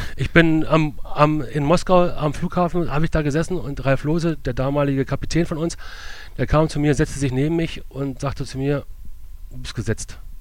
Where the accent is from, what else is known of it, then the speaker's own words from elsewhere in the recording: Berlin, Germany; moved away as an adult; also born or lived in Leverkusen; now in Burscheid, Germany; Ich bin in der Großstadt Berlin groß geworden